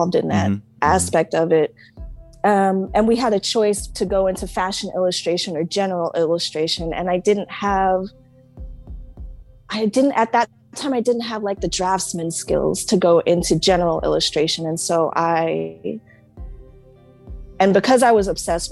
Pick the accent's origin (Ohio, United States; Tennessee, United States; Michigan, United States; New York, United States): New York, United States; Brentwood; also born or lived in Nyack, New York; we came from Nyack as little kids, Nyack up on the Hudson. Mm-hmm. But yes, I mean, we've been in Brentwood since, I guess we were six, seven